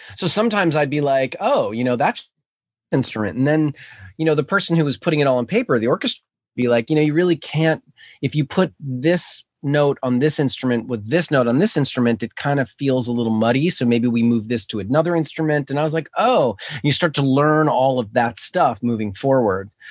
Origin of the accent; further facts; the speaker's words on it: New York City, New York, United States; I grew up in New York City, in Manhattan